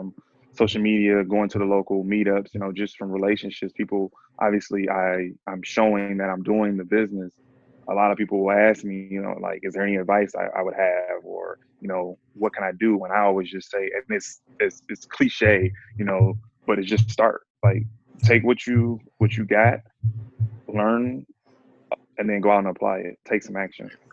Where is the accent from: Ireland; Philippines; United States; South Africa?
United States; Detroit, Michigan; I live here. So I was born and raised in Detroit